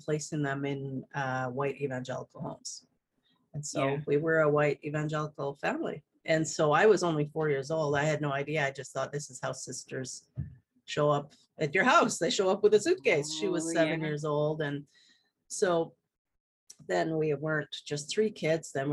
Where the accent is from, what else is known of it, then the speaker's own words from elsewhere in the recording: Okanagan Valley, British Columbia, Canada; I live in British Columbia, and I was born and raised here in the Okanagan Valley.